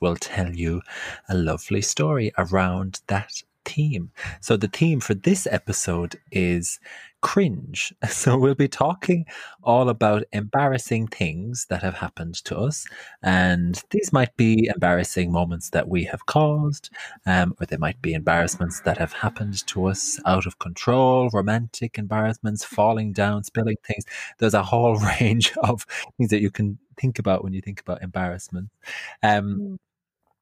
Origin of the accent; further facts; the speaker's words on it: Ireland; now in London, United Kingdom; as Irish people